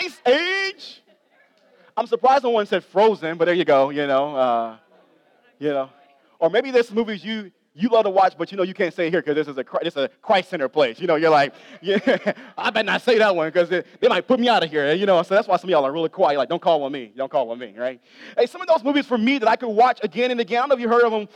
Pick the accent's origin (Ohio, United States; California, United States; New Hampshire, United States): Ohio, United States; I grew up in Ohio, love Ohio State